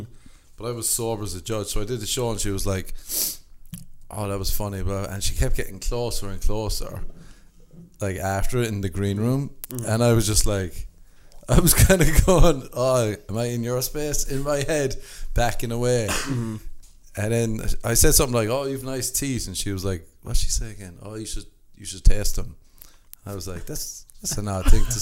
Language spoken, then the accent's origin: English; Ireland; moved away; growing up in Ireland.